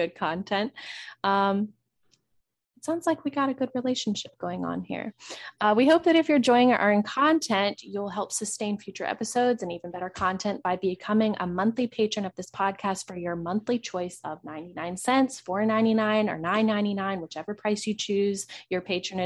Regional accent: Virginia, United States; we're from Virginia. So we are pretty, well, I'm pretty close to the Richmond area.

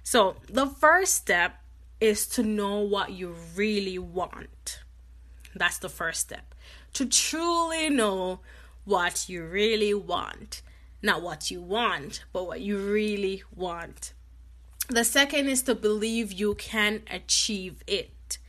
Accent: Jamaica; You know, I grew up in Jamaica, and I always see my mom, like, doing, you know, when she worked at the post office

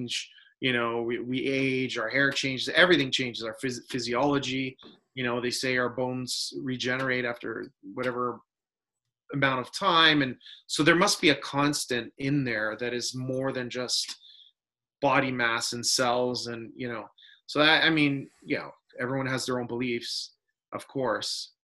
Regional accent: Canada; I grew up in Canada. All my ancestors are, most of them, in Italy

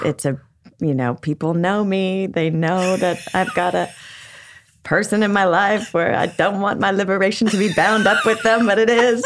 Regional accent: Long Beach, California, United States; I grew up in Long Beach, went to public schools

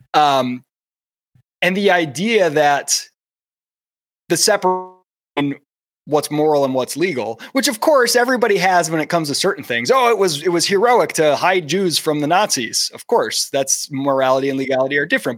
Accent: Michigan, United States; I was born in Michigan and I grew up watching the Lions as a kid

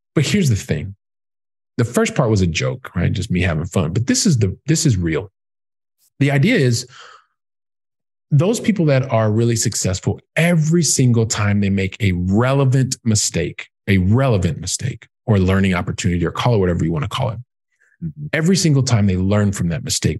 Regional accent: Columbus, Ohio, United States; moved away as an adult; now in Europe; I'm from Columbus, Ohio.

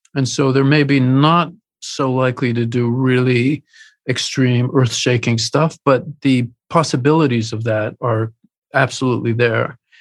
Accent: Canada; as a Canadian who had made films successfully

